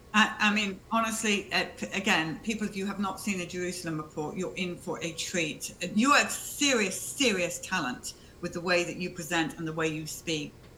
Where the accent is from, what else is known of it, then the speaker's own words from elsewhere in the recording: United Kingdom; I'm British